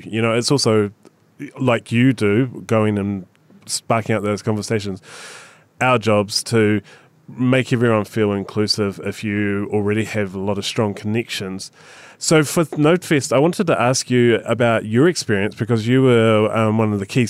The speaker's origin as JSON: {"language": "English", "country": "New Zealand", "said": "I'm from New Perth, Zealand, so I'm not great on Australian landscape"}